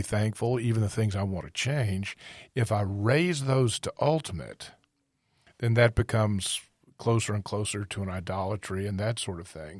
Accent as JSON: {"language": "English", "country": "United States", "said": "being an American"}